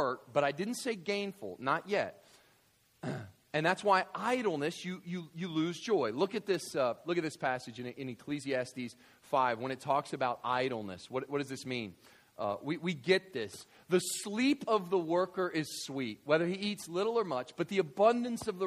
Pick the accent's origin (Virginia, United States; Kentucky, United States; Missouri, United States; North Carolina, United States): Kentucky, United States; West; I grew up in West Kentucky